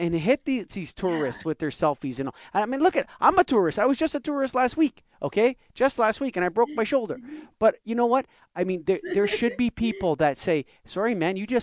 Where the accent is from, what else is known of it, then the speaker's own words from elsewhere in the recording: Canada; This is my passport. It says I'm Canadian